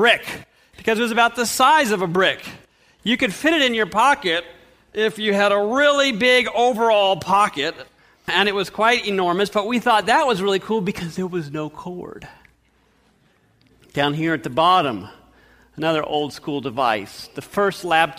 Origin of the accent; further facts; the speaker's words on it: Fresno, California, United States; we grew up in Fresno, California